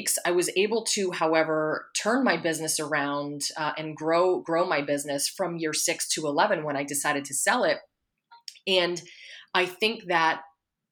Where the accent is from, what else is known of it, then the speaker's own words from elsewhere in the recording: Pennsylvania, United States; moved away; I'm from Pennsylvania.